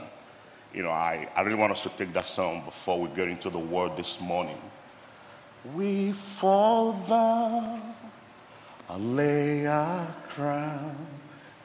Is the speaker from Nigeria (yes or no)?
yes; Nigeria; moved away; Originally, I'm from Nigeria, but I'm here right now.